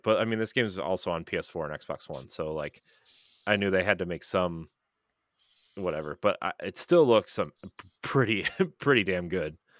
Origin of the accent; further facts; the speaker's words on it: United States; as an American